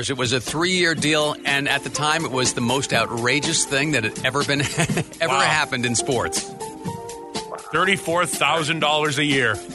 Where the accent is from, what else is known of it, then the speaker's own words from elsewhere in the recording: New York, United States; I grew up in the New York area. I was a Giants fan.